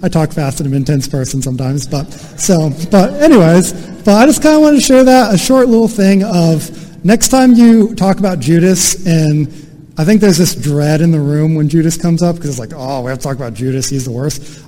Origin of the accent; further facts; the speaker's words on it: United States; as an American